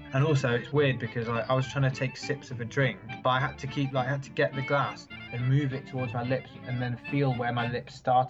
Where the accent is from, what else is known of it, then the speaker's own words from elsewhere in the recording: England, United Kingdom; now in France; I'm English